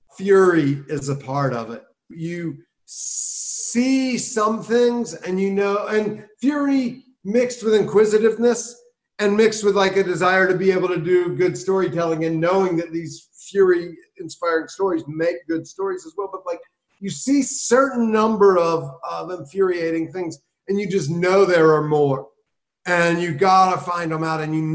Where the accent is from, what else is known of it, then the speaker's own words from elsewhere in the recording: South Carolina, United States; I grew up in South Carolina, I got arrested for weed 3 times by the time I was 19.